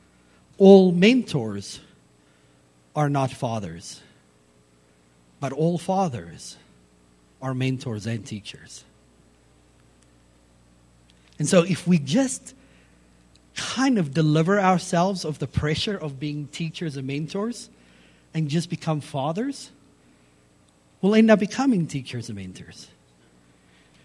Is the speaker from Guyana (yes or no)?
no; South Africa; growing up in South Africa, my dad was a rugby player in South Africa